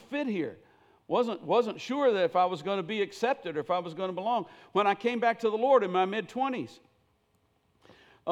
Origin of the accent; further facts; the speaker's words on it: Millersville, Tennessee, United States; I grew up in Millersville, Tennessee.